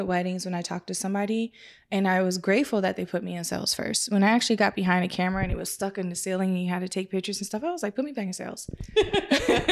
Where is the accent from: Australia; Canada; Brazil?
Canada; moved away; I'm Canadian. I'm from Canada